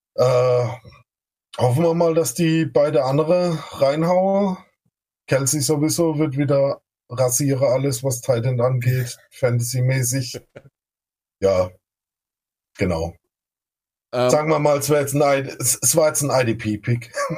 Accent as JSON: {"language": "German", "region": "Baden-Württemberg", "country": "Germany", "accent": "Badisch", "said": "ich komme aus dem schönen Baden-Württemberg. Äh, ich bin Badner, also nicht wie der Kollege von den Texans am Anfang, von der schwäbischen ah, Seite, sondern von der anderen Seite."}